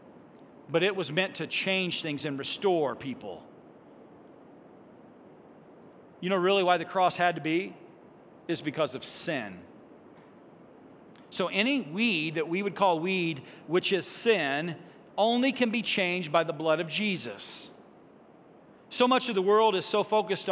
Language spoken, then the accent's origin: English; Greenville, Illinois, United States; Not from just Greenville, Illinois